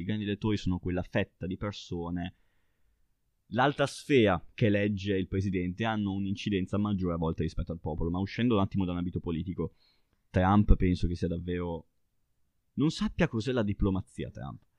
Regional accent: Baiso, Emilia-Romagna, Italy; io parlo da piccolo ragazzo di un paese di montagna e da una collina nel mio paese che si chiama Baiso si vede Sassuolo

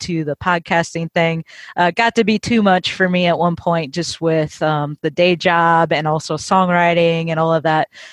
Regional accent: Minnesota, United States; moved away as an adult; now in Nashville, United States; originally I'm from Minnesota

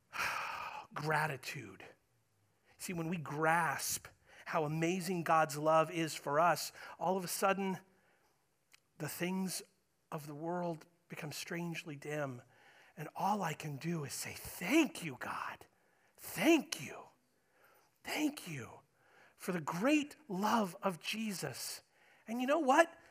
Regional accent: United States; I'm an American, proud to be an American

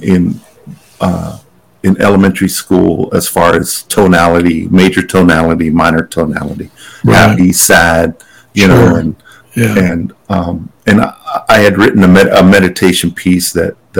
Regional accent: Pueblo of Laguna, New Mexico, United States; I'm from the Pueblo of Laguna

